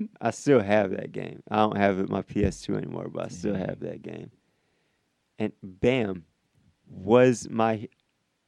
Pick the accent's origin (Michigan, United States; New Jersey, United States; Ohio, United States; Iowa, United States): Iowa, United States; moved away; also born or lived in Illinois; I'm from Iowa and I've lived in Illinois